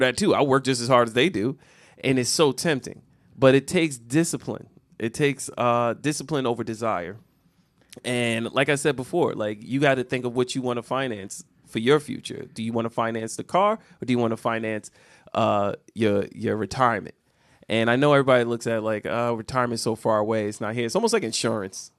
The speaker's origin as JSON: {"language": "English", "country": "United States", "said": "we as the American people"}